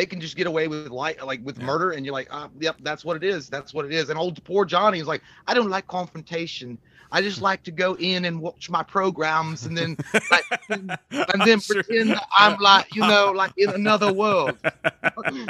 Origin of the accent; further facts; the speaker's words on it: Southern US, United States; accent: Southern; how Southern my accent is determined by my intoxication